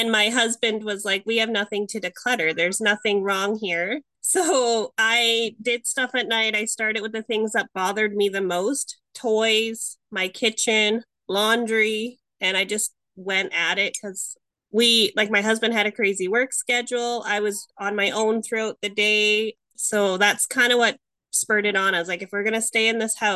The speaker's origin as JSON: {"language": "English", "country": "Canada", "said": "I'm from Canada"}